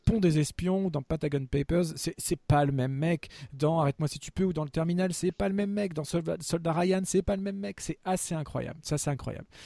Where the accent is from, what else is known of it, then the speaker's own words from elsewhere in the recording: France; en tant que Français